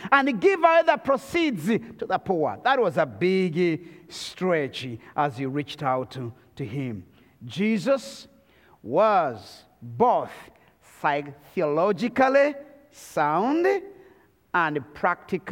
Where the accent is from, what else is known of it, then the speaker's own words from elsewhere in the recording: Rwanda; I come from the Tutsi tribe of Rwanda